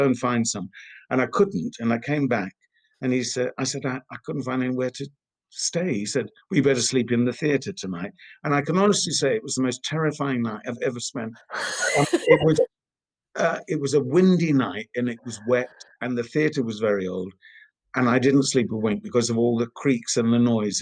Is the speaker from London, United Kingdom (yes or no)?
no; Esher, South East England, United Kingdom; I was born in Esher in Surrey. I always took part in the school plays.